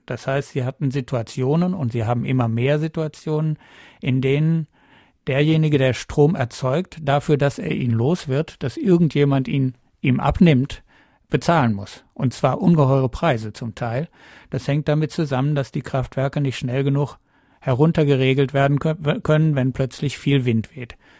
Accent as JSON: {"language": "German", "region": "Northern Germany", "country": "Germany", "said": "Ich komme aus Norddeutschland"}